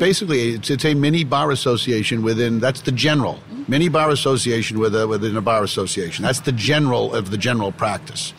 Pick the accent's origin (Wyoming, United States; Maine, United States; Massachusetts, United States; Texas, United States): Massachusetts, United States; Belmont; accent: Boston; I come from Boston, if you can't tell from my from my accent, my, my hometown of Belmont, Massachusetts, just about four miles out